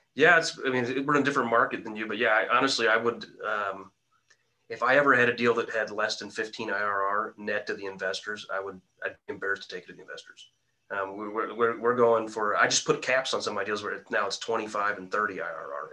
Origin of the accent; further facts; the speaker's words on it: Quincy, Illinois, United States; my hometown of Quincy, Illinois.